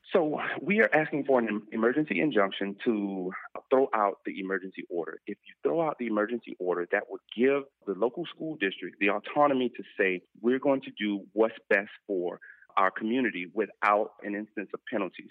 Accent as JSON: {"language": "English", "town": "Miami", "region": "Florida", "country": "United States", "tie": "born or raised there", "said": "I'm so proud of Miami Dade. Uh, you know, that's where I did my teaching in my hometown"}